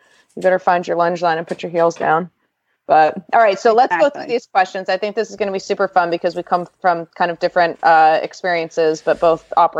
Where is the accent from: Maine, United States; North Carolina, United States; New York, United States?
New York, United States; now in Wellington, United States; I'm from New York.